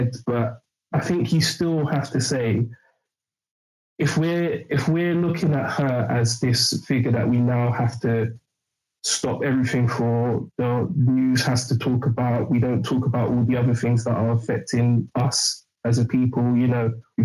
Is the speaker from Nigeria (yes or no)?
yes; Igbo, Igboland, Nigeria; a Nigerian guy, an Igbo guy